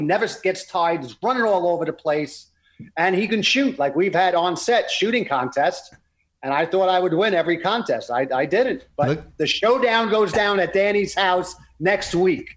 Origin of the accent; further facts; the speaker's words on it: New York City, New York, United States; we grew up in Brooklyn